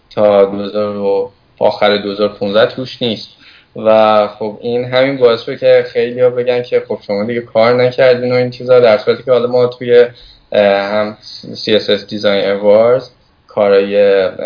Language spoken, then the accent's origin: Persian; Tehran, Tehran Province, Iran; also born or lived in Hamadan; تهران هستم توی محله گیشا هم بزرگ شدم